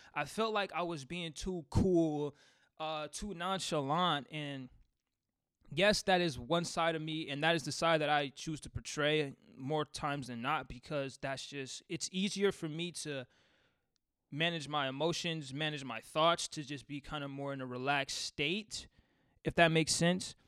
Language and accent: English; Seattle, Washington, United States; I'm from Seattle